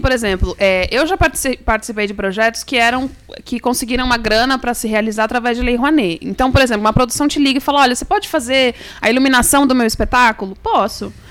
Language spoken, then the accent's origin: Portuguese; Brazil